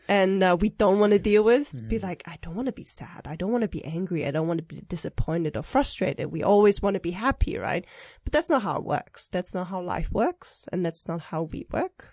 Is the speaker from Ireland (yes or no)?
no; Germany; moved away as an adult; also born or lived in Taipei, Taiwan; now in Taiwan; I was born in Taiwan, but I grew up in Germany, and I stayed there until uh, after uni graduation